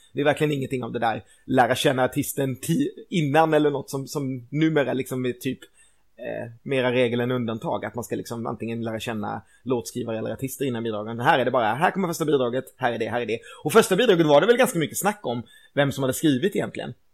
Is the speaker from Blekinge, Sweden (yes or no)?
yes; Karlskrona, Blekinge, Sweden; moved away as an adult; also born or lived in Gothenburg; året som jag flyttade hemifrån och började plugga på universitet. Så jag flyttade från Karlskrona till Göteborg